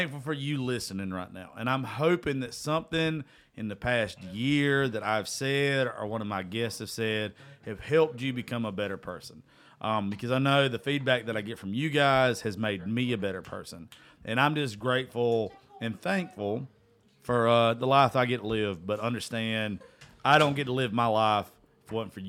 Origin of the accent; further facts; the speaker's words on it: South Georgia, United States; I'm from South Georgia.